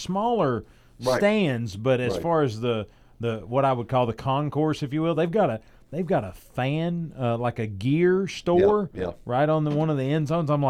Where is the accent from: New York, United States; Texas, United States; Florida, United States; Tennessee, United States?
Tennessee, United States; Newport; I grew up in Newport